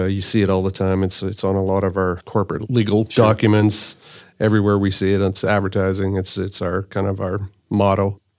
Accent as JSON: {"language": "English", "region": "Saskatchewan", "country": "Canada", "tie": "born or raised there", "said": "Well, Canada, actually. So right above Montana, Saskatchewan."}